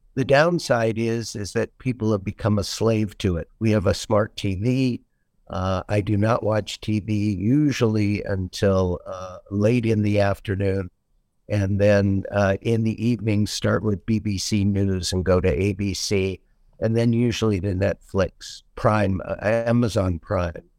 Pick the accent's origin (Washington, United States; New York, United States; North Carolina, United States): Washington, United States; Seattle; moved away as an adult; now in Naples, United States; I was born and raised in Seattle, Washington